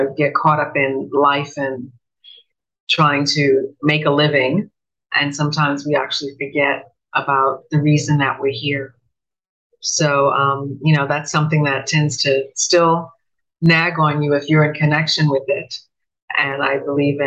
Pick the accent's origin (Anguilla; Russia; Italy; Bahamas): Bahamas; also born or lived in New York, United States; I was born in New York. I grew up here in the Bahamas from the time I was seven. So very much born, bred in the Bahamas